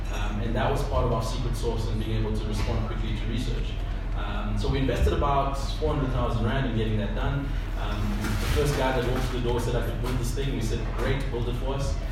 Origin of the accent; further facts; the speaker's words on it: Zambia; now in South Africa; I'm from Zambia myself